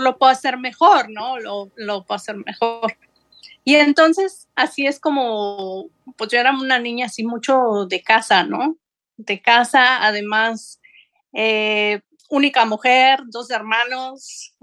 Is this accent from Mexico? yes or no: yes; Xalapa, Veracruz, Mexico; moved away as an adult; also born or lived in Geneva, Switzerland / United States; now in Netherlands; Yo nací en el puerto de Veracruz, pero toda mi vida eh, estudié y crecí en Jalapa, Veracruz